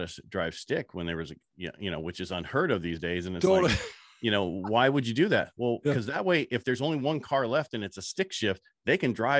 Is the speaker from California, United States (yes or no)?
yes; Burlingame, California, United States; born there; I was born in Burlingame, California